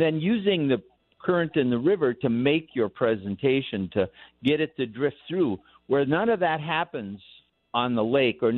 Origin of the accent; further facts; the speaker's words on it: Midwest, United States; We grew up in the Midwest